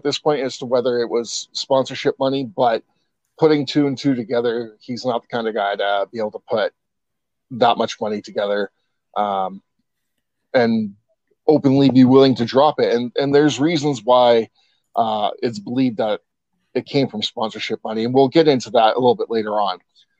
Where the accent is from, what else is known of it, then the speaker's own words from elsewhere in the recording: East Coast, United States; I brought that with me from my home state on the East Coast.